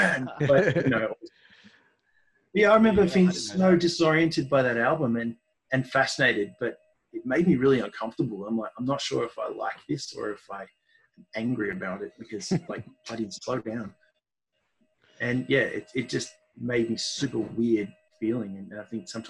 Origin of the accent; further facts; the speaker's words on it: Mount Evelyn, Victoria, Australia; I live now in the place where I grew up in Mount Evelyn. So Melbourne's eastern suburbs up in the hills.